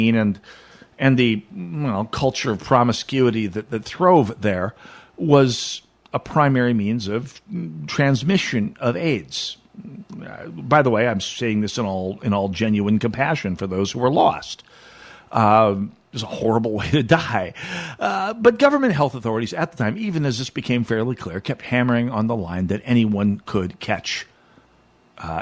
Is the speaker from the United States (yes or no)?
yes; Jamestown, North Dakota, United States; moved away; in my hometown, Jamestown